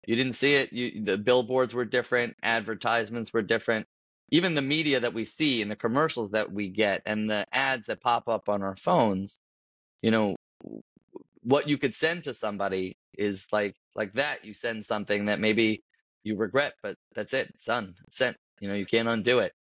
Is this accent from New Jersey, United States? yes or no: yes; Paramus, New Jersey, United States; also born or lived in Washington Heights, New York; I grew up in Paramus, New Jersey